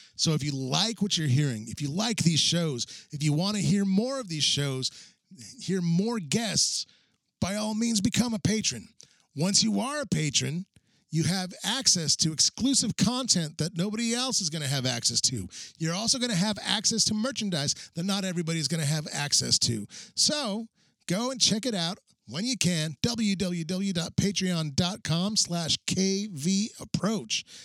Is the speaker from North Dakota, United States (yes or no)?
no; New Mexico, United States; now in Minneapolis, United States; I'm originally from New Mexico